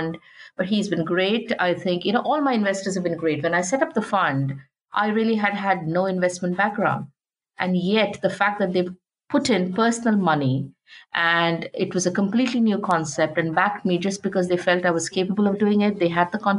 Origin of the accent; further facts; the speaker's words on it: India; moved away; I come from an environment when I grew up in India.